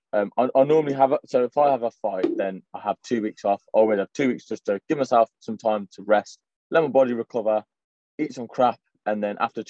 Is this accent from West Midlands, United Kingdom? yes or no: yes; Coventry, West Midlands, United Kingdom; I'm from Coventry.